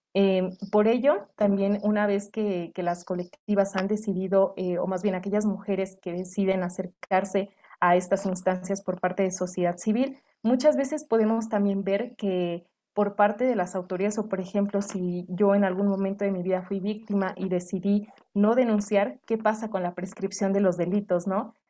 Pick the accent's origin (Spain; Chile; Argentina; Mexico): Mexico; como residentes mexicanos o, por ejemplo, en este caso, eh, desde el Estado de México, desde Tlaxcala y desde diferentes entidades de nuestro país